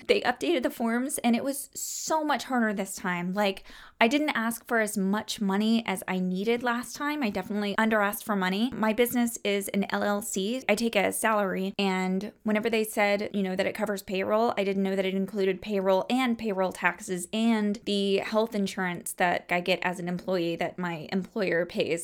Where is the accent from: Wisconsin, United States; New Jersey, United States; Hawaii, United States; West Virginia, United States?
West Virginia, United States; Cross Lanes; now in Towson, United States; I am from a small town. I'm from Cross Lanes, West Virginia.